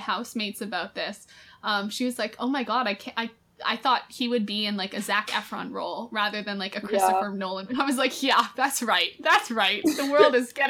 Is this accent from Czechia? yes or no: no; England, United Kingdom; now in Los Angeles, United States; Growing up in England, if it's sunny, your mom comes in and goes, it's sunny, you need to get out of bed right now.